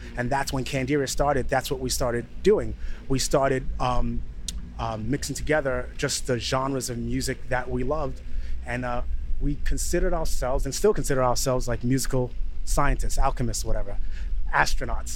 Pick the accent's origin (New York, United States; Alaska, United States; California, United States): New York, United States; growing up in New York